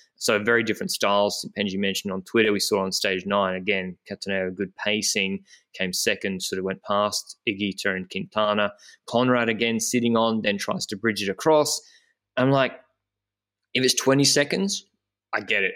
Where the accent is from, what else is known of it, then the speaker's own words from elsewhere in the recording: Brisbane, Queensland, Australia; I'm from Australia, from Brisbane